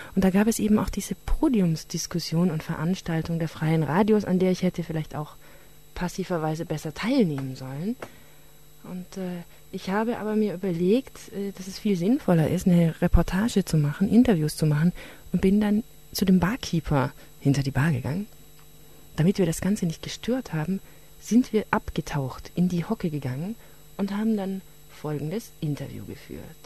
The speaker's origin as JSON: {"language": "German", "town": "Tübingen", "region": "Baden-Württemberg", "country": "Germany", "said": "Ich bin aus Tübingen"}